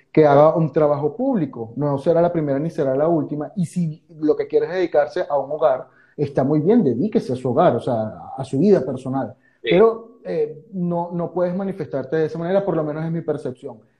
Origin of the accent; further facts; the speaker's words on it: Venezuela; now in Argentina; Para eso estamos como hermanos venezolanos que nos ayudamos unos con otros y somos de, son de quien siempre esperamos.